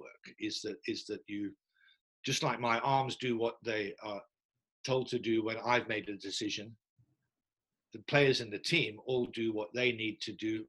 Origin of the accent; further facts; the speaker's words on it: England, United Kingdom; as an Englishman